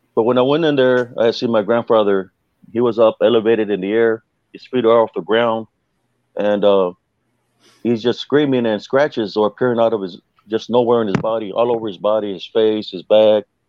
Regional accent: South Texas, United States; where I grew up in South Texas

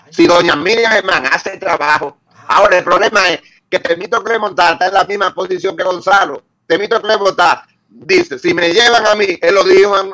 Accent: Dominican Republic; porque yo sí soy dominicano, yo soy patriota ante todo.

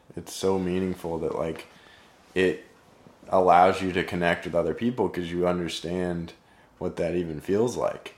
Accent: Overland Park, Kansas, United States; I grew up in Overland Park.

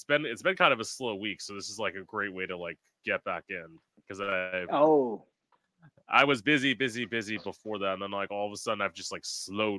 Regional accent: Florida, United States; I am from Florida. I'm planning on leaving this year because, like, I've never liked it here.

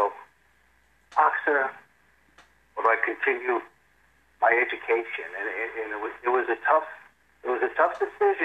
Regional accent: New York City, New York, United States; moved away as an adult; now in Boca Raton, United States; I was born and raised in New York City

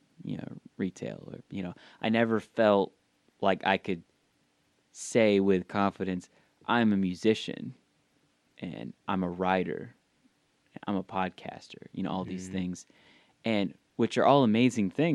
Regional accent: the South, United States; growing up in the South, especially a very religious household

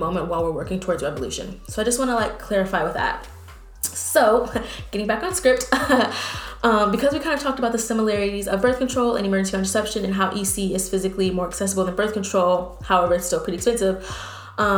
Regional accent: Texas, United States; moved away as an adult; now in New Orleans, United States; I'm from Texas

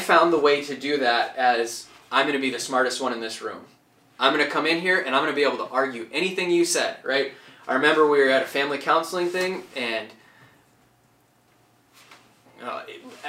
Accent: Chamberlain, South Dakota, United States; now in Sioux Falls, United States; I grew up in Chamberlain

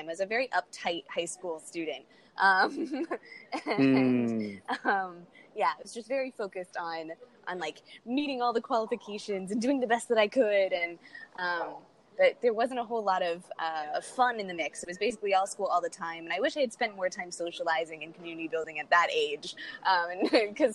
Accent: Miami, Florida, United States; I grew up in Miami, Florida, in a very diverse family

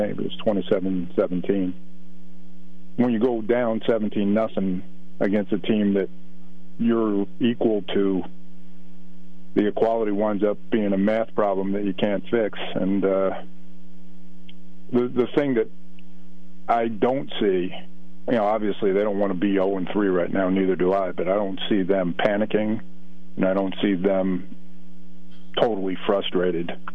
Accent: New Jersey, United States; accent: New Jersey; Excuse my New Jersey accent

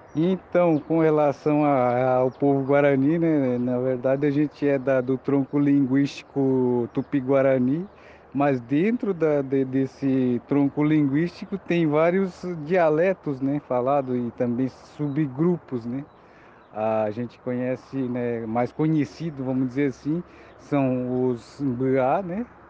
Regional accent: Morro dos Cavalos, Santa Catarina, Brazil; now in Biguaçu, Brazil; eu nasci no Morro dos Cavalos, minha família toda é, é era do Morro dos Cavalos e vieram para cá

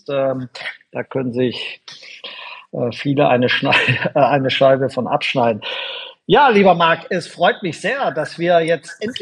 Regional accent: Schwäbisch Gmünd, Baden-Württemberg, Germany; born there; wir kommen sogar aus derselben Gegend ursprünglich. Ähm, ich bin in Schwäbisch Münd geboren.

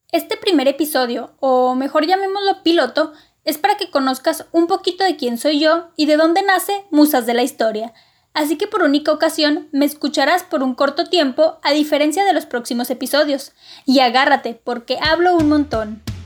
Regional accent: northern Mexico, Mexico; also born or lived in Coahuila; soy del meritito norte de México

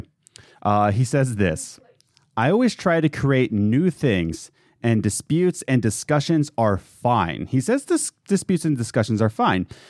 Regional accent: United States; as an American

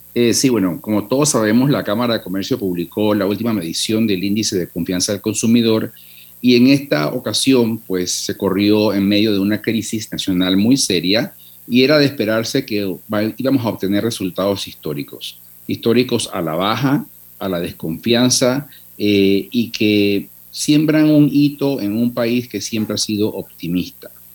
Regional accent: Panama; los que somos panameños

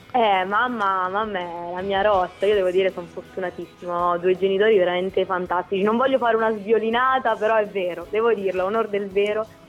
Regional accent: Pagliare del Tronto, Marche, Italy; sono di Pagliare del Tronto

